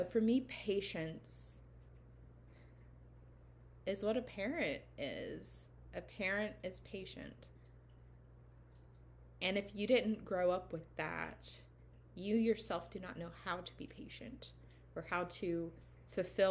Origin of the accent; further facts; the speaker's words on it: the South, United States; growing up in the South